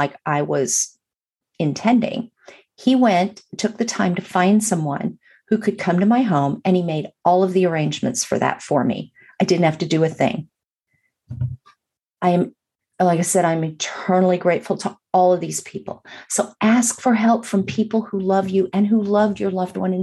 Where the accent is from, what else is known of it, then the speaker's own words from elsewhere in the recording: Burbank, California, United States; moved away; also born or lived in Atlanta, Georgia; I grew up in Los Angeles or just outside of Los Angeles in Burbank